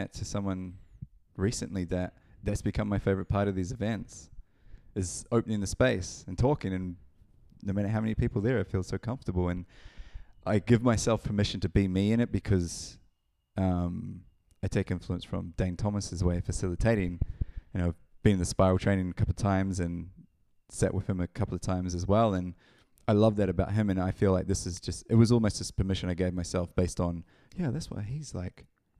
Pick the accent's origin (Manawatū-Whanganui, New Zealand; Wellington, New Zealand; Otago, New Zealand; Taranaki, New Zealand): Manawatū-Whanganui, New Zealand; Palmerston North; also born or lived in Auckland; Yeah, Palmerston North, New Zealand, 1984. Moved around a lot in New Zealand growing up, and settled in Auckland for a while, from age of 15 to 24